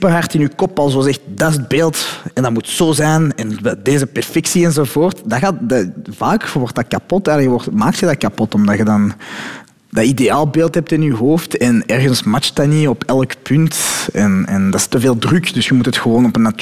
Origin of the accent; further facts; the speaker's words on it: Morocco; Ik ben Marokkaan, hè.